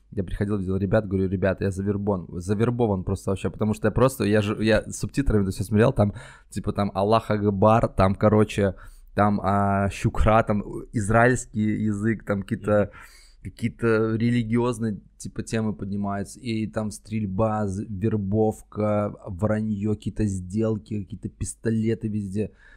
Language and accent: Russian; Minsk, Belarus; moved away as an adult; now in Moscow, Russia; я сам из Минска, mm-hmm. нужно пояснить. Я долгое время, я жил 29 лет в Минске